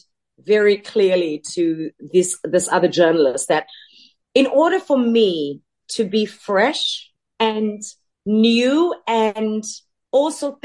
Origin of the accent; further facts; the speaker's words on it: South Africa; moved away as an adult; also born or lived in Los Angeles; I'm a colored woman from South Africa.